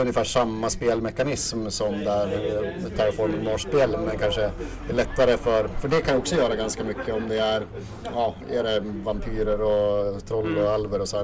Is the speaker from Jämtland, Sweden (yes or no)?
yes; Östersund, Jämtland, Sweden; also born or lived in Åre; född och uppvuxen här i Östersund